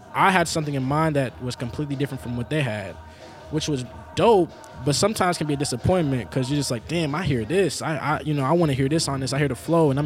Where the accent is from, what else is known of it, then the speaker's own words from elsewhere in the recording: Seattle, Washington, United States; moved away as an adult; now in Portland, United States; I'm from Seattle, Washington